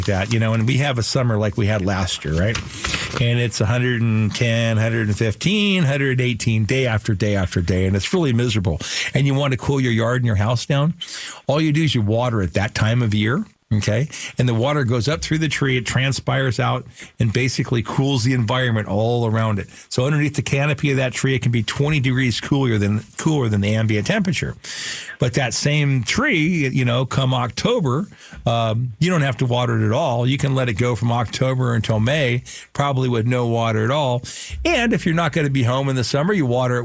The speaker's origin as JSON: {"language": "English", "town": "Phoenix", "region": "Arizona", "country": "United States", "tie": "born or raised there", "said": "I grew up in Sunny Slope."}